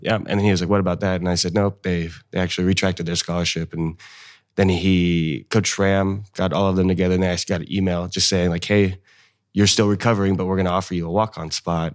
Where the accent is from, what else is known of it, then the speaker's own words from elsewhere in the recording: North Highlands, California, United States; moved away as an adult; now in Fresno, United States; I'm originally from North Highlands, so that's, uh, the northern part of Sacramento